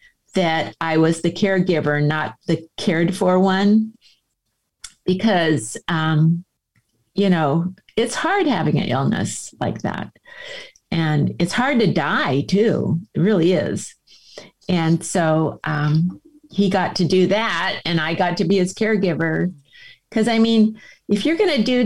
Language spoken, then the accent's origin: English; San Diego, California, United States; I was born in San Diego. I mean, we're an old San Diego family and my husband was born here too. And, just lived here all of our lives